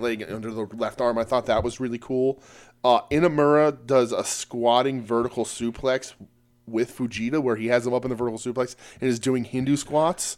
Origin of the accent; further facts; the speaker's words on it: United States; we're American